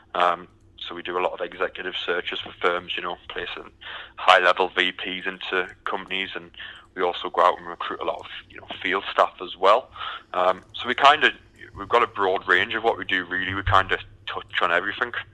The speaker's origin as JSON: {"language": "English", "country": "United Kingdom", "moved": "as an adult", "lives_now": "Houston, United States", "said": "originally, I'm, um, as you can tell by the accent, I'm from the from the UK"}